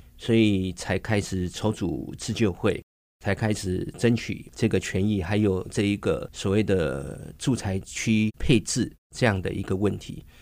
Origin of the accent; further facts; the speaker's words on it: Baoshan, Hsinchu County, Taiwan; 我们在这个宝三城长长大，然后我们看着宝三乡跟新竹市的这样的一个差异跟变化